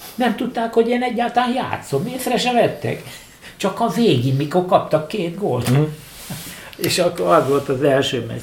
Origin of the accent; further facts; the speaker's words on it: Budapest, Hungary; én pesti vagyok, és ott lakom, ott a egész család